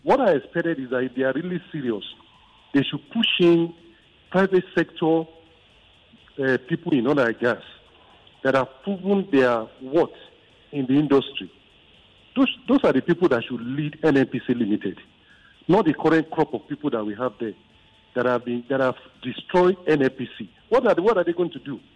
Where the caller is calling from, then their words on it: Nigeria; I'm calling from Maja